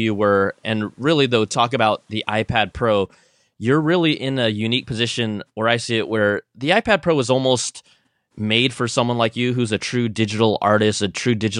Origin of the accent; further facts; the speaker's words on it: San Francisco Bay Area, California, United States; I'm from the Bay.